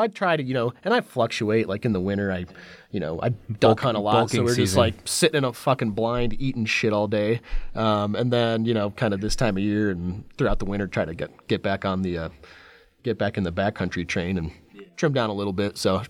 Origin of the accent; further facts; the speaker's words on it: Michigan, United States; We always crack up because it takes place in Flint, I grew up in Michigan